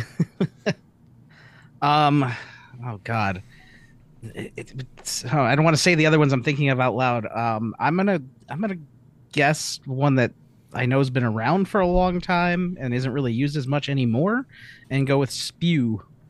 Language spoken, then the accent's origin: English; Chicago, Illinois, United States; I'm from the Chicagoland area